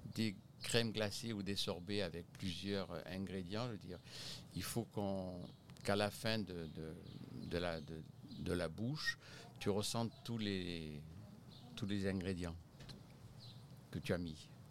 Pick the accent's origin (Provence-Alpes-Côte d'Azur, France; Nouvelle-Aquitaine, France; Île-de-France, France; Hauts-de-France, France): Provence-Alpes-Côte d'Azur, France; Bormes-les-Mimosas; moved away as an adult; now in Quebec, Canada; je suis originaire du sud de la France, de Bormes-les-Mimosas exactement